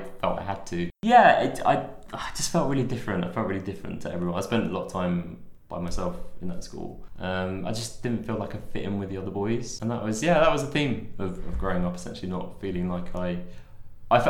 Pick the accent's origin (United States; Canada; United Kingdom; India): United Kingdom; London; moved away as an adult; also born or lived in Manchester; I'm from London